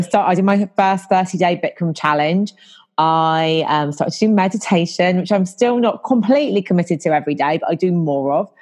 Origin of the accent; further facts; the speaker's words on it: about an hour north of London, England, United Kingdom; moved away as an adult; now in London, United Kingdom; I'm not originally from London. I'm originally from about an hour north of London, but I've been living here for nearly half my life.